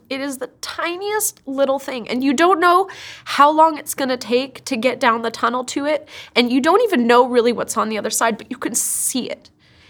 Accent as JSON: {"language": "English", "country": "Kenya", "tie": "born or raised there", "moved": "as an adult", "lives_now": "United States", "said": "I mean, I grew up in Kenya, I grew up overseas, and which really shaped me. That really made me who I am today. After finishing high school, I came to the United States, and it was a huge culture shock."}